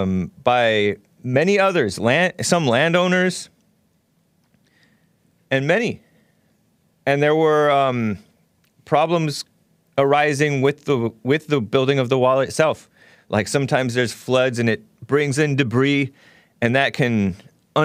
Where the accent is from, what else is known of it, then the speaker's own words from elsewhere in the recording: United States; I'm American